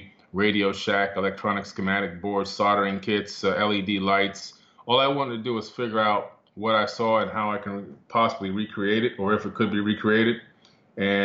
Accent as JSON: {"language": "English", "town": "Miami", "region": "Florida", "country": "United States", "tie": "born or raised there", "also_born_or_lived": "New York City", "said": "as a kid, back in Miami, Florida, we moved from New York City to Miami"}